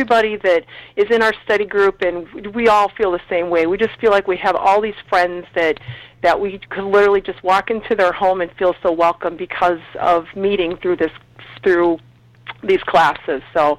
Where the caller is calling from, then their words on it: Minneapolis, Minnesota, United States; I am calling from Minneapolis